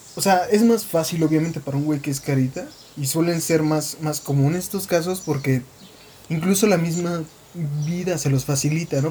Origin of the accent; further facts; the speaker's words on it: Mexico; soy mexicano. Al menos la mitad de mí